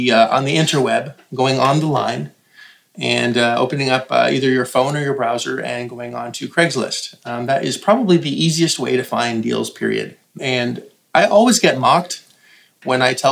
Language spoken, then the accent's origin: English; Canada; Now, I'm Canadian